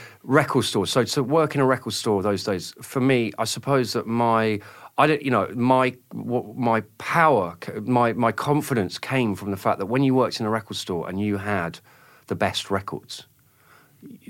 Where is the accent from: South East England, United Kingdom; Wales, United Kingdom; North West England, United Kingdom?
South East England, United Kingdom; Oxford; I was from Oxford. I didn't grow up in London